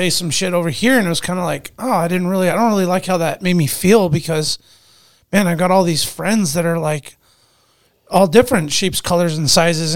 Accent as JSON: {"language": "English", "town": "Anchorage", "region": "Alaska", "country": "United States", "tie": "born or raised there", "said": "my neighborhoods that I grew up in East Anchorage"}